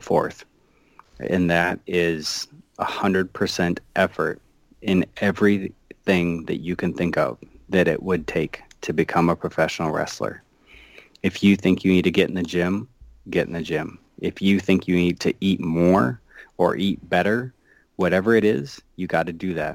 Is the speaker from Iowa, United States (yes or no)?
yes; Iowa, United States; I'm from Iowa